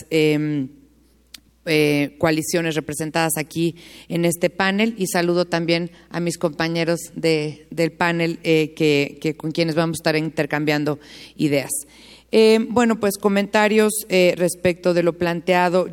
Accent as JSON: {"language": "Spanish", "country": "Mexico", "said": "como mexicanos"}